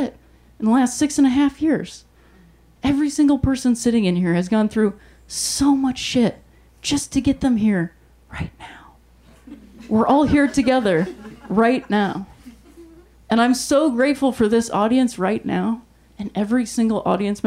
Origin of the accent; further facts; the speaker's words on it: Ohio, United States; I'm from Ohio